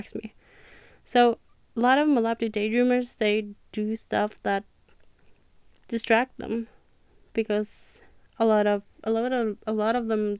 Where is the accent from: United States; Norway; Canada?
Norway; English is a second language; I'm from Norway